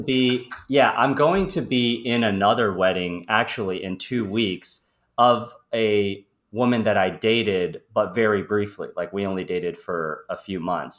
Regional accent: Midwest, United States; moved away as an adult; now in Los Angeles, United States; I am originally from the Midwest

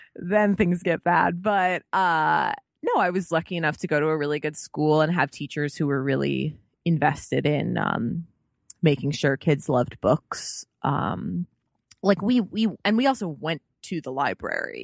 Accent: Chicago, Illinois, United States; I am from Chicago.

